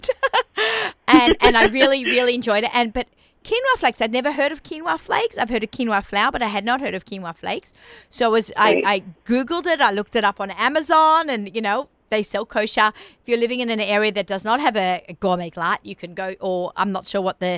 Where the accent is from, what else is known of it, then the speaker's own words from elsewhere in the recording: Sydney, New South Wales, Australia; accent: Australian; now in New York, United States; I'm from Sydney